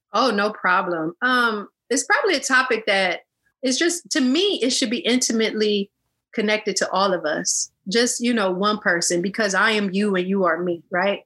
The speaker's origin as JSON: {"language": "English", "region": "Illinois", "country": "United States", "said": "I'm from the US. I'm from, um, you know, the I'm from Illinois."}